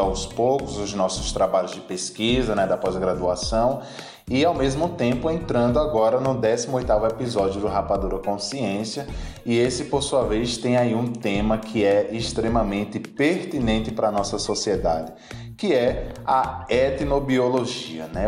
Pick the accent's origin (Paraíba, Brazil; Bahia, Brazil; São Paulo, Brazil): Bahia, Brazil; Rodelas; moved away; also born or lived in Pernambuco; na minha cidade natal, né, minha querida Rodelas, Bahia